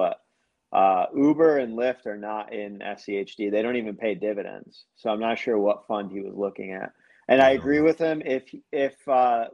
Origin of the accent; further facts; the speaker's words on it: United States; I'm American